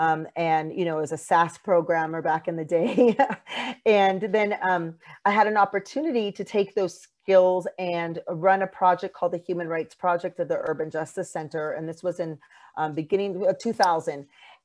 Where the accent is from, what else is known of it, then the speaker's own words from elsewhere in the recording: California, United States; So I am third generation Mexican American. I grew up in California.